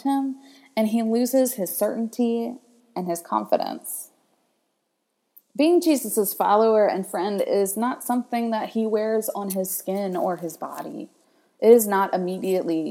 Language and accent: English; Mobile, Alabama, United States; moved away as an adult; also born or lived in North Carolina / Chicago, Illinois; now in Nashville, United States; I come from the Gulf Coast down in Mobile, Alabama